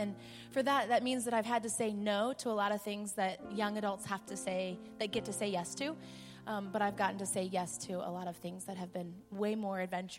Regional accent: the North, United States; moved away as an adult; now in the South, United States; I was from the North.

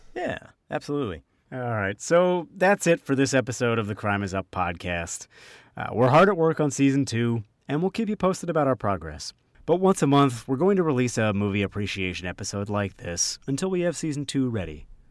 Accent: New Jersey, United States; accent: mix of Philadelphia, Boston and Jersey; My accent is a mix of Philadelphia from my father, Boston from my mother, and, uh, Jersey

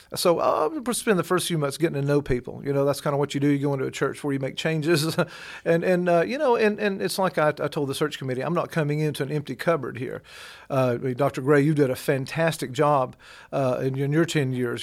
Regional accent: Georgia, United States; now in Kentucky, United States; I'm from Georgia

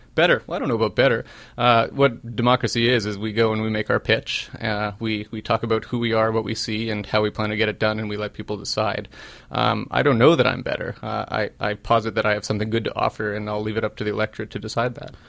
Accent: Winnipeg, Manitoba, Canada; moved away as an adult; now in Halifax, Canada; I'm from Winnipeg. I'm a come from away from from Winnipeg

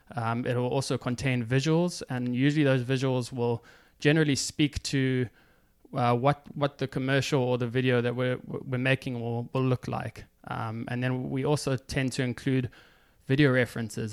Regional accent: Johannesburg, Gauteng, South Africa; moved away as an adult; also born or lived in Stellenbosch, South Africa / Cape Town, South Africa / New York, United States; now in United States; I grew up in Johannesburg. I went to school there. So I was in, in Johannesburg for the first eighteen years of my life.

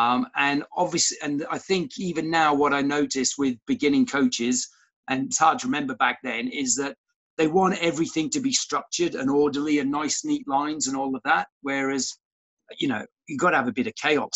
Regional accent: Cardiff, Wales, United Kingdom; moved away as an adult; also born or lived in Australia / Bath; when I was 9 years old, my parents moved to Cardiff.

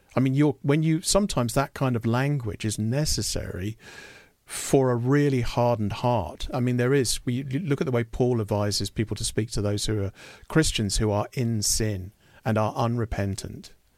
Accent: United Kingdom; as a Brit

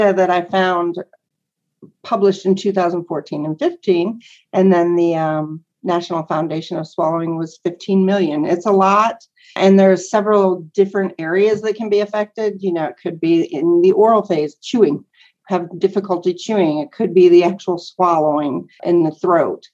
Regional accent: Northwest Pennsylvania, United States; now in Lubbock, United States; I'm from Northwest Pennsylvania, like 90 miles south of Buffalo, New York

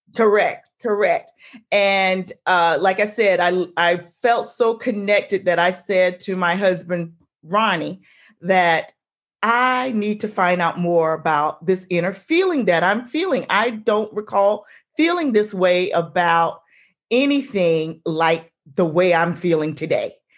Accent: South Carolina, United States; moved away as an adult; also born or lived in Maryland; I grew up in South Carolina

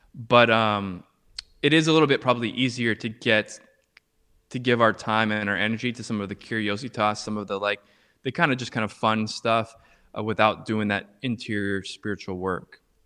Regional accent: Orange County, California, United States; moved away as an adult; also born or lived in Harlem, New York; now in New York, United States; I live right now in, uh, in Harlem, New York, but I'm originally from Orange County, California

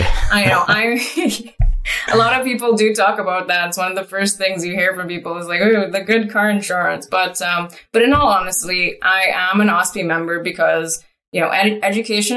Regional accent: Trinidad & Tobago; now in Canada; started off when I was a teenager back home in, you know, Trinidad and Tobago. So I'm actually originally from Trinidad and Tobago. I'm now Canadian.

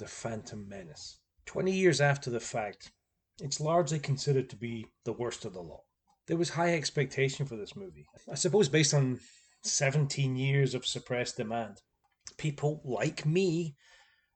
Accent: Scotland, United Kingdom; I'm Scottish

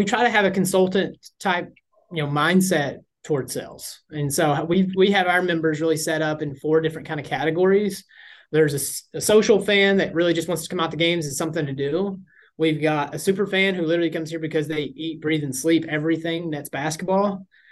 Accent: Southwest Virginia, United States; moved away as an adult; now in New York, United States; I'm originally from Southwest Virginia, like right on the Kentucky border, basically farmland

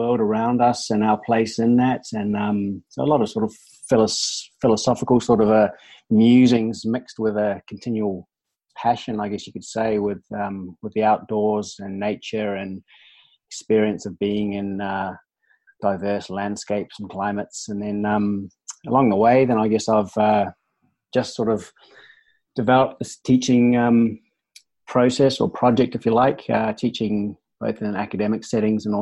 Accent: New Zealand; moved away as an adult; I grew up in New Zealand and sort of had a very active sort of outdoor sporting based upbringing

